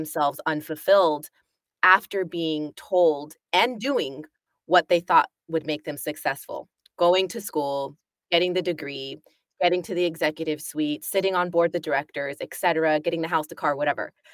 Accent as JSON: {"language": "English", "country": "United States", "moved": "as an adult", "lives_now": "United Kingdom", "said": "being American and coming from the States"}